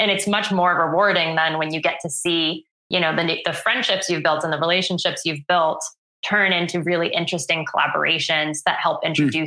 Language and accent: English; Worcester, Massachusetts, United States; I grew up in Worcester, Mass